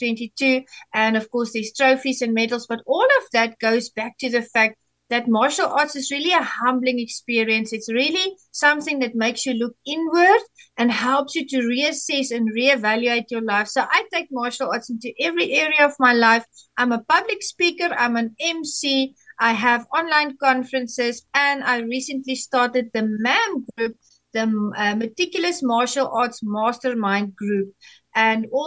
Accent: South Africa; I am from South Africa

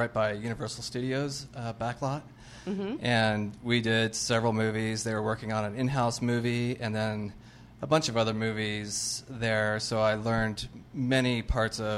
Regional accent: Arizona, United States; moved away as an adult; now in Los Angeles, United States; I'm from Arizona

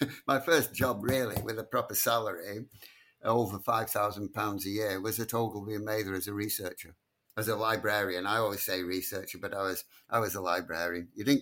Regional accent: Blackpool, North West England, United Kingdom; Blackpool teaches you everything. In those days, it taught you everything you needed to know by the time you were 16

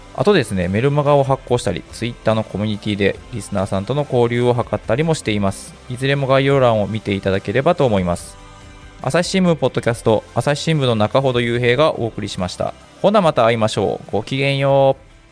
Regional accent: Uji, Kyoto, Japan; 私はあの、京都の宇治出身なんですけど

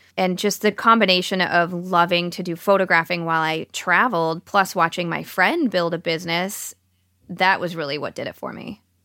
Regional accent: Plymouth, Michigan, United States; moved away as an adult; also born or lived in Seattle; Dan and I were born and raised in Michigan

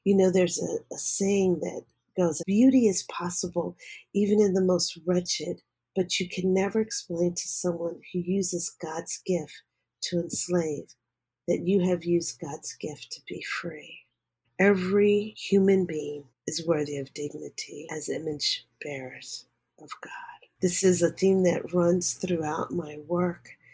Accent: Philadelphia, Pennsylvania, United States; I was born and raised in Philadelphia

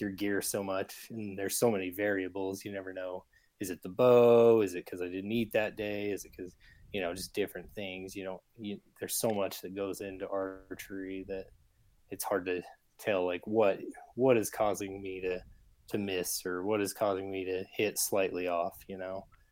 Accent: Salt Lake City, Utah, United States; I'm from Salt Lake, Utah. I'm born and raised here

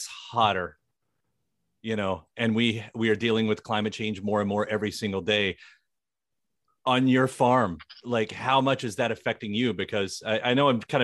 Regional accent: rural Kentucky, United States; now in Louisville, United States; rural Kentucky, deep in the country, in the woods and everything, growing up

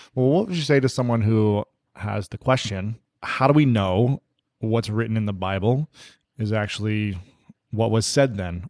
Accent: Ohio, United States; also born or lived in Minnesota; now in Los Angeles, United States; I'm in L A right now, so I really miss the Midwest. I'm from Ohio.

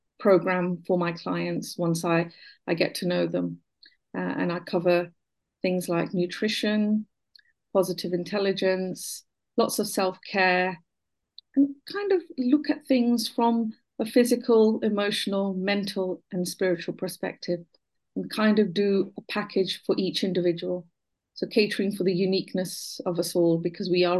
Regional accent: Buckinghamshire, South East England, United Kingdom; My early childhood, I was born in Buckinghamshire.

